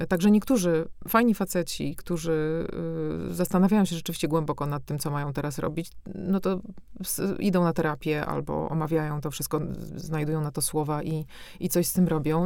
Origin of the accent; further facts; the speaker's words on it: Warsaw, Masovian Voivodeship, Poland; moved away as an adult; now in Brussels, Belgium; urodziłam się na Ochocie warszawskiej, a wychowałam się od 5 25 roku życia już właśnie w tych blokach